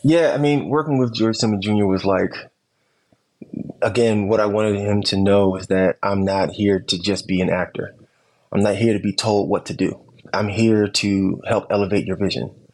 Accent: Camden, New Jersey, United States; I'm from Camden, New Jersey

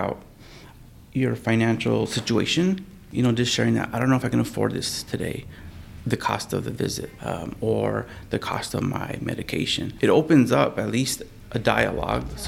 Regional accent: Las Cruces, New Mexico, United States; I was born and raised in Las Cruces, New Mexico

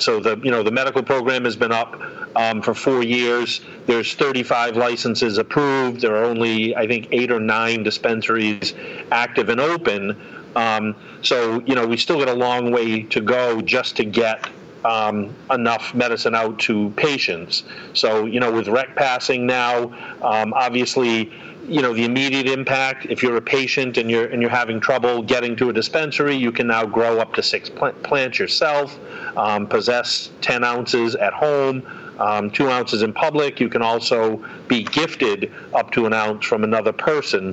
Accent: North Attleboro, Massachusetts, United States; my hometown in North Attleboro

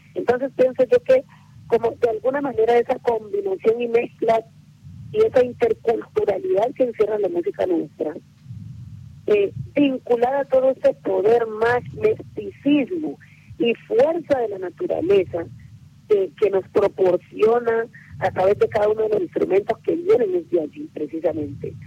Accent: Timbiquí, Cauca, Colombia; moved away; also born or lived in Cali; la institución educativa donde nosotros estudiamos en Timbiquí

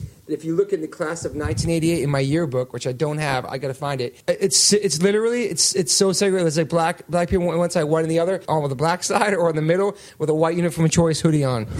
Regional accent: Massachusetts, United States; also born or lived in Maryland, United States; But, like, I wasn't from Maryland. I was from Massachusetts.

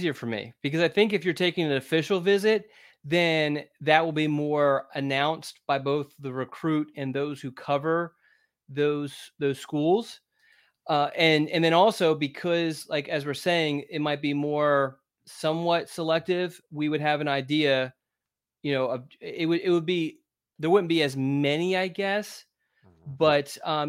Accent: Philadelphia, Pennsylvania, United States; When I was in when I lived in Philadelphia, I grew up in Philadelphia, but we moved to the suburbs when I was in my freshman year.

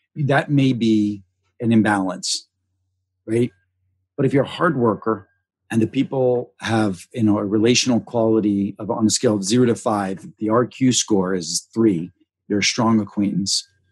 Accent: Pittsburgh, Pennsylvania, United States; moved away; I came from Pittsburgh, you know, my mom happened to be Methodist, my dad's family was Catholic, but very Roman Catholic sort of upbringing

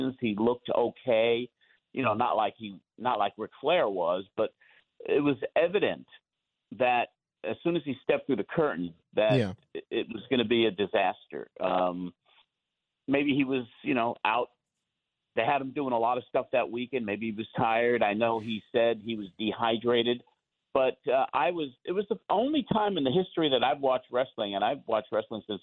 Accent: Long Island, New York, United States; We're both from Long Island

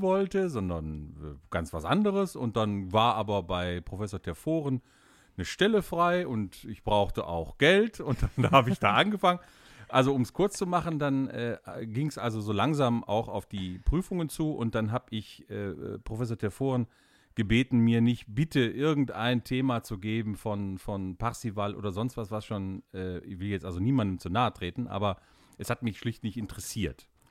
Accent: Duisburg, North Rhine-Westphalia, Germany; als Kind im Gottesdienst in der Marienkirche in Duisburg bei Pfarrer Grimoni

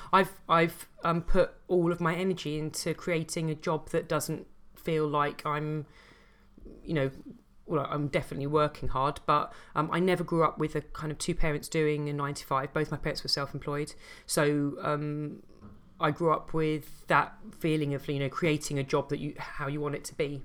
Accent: London, United Kingdom; I grew up in Southeast London

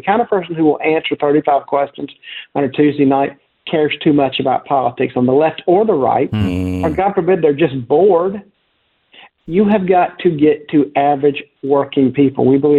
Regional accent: South Carolina, United States; I grew up in South Carolina, and I always remember we're in the media market for North Carolina

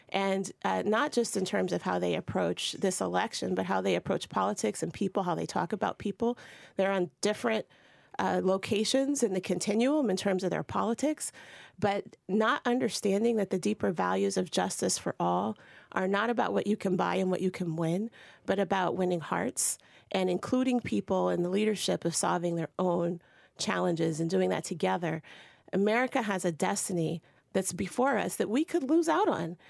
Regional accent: Ohio, United States; now in Massachusetts, United States; I'm from Ohio. A white redneck guy from Ohio where I grew up

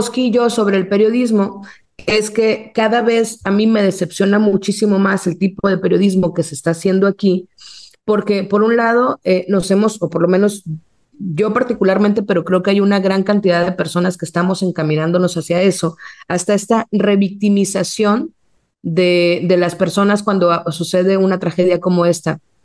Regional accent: Mexico

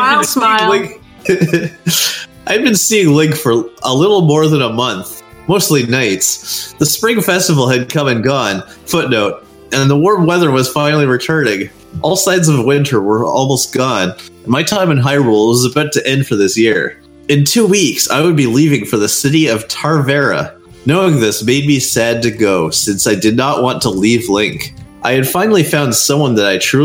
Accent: Canada; I'm a Canadian.

